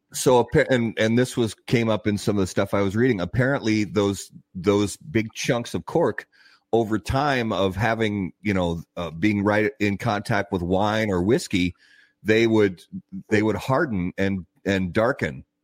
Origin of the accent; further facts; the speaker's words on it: Indiana, United States; I grew up in Indiana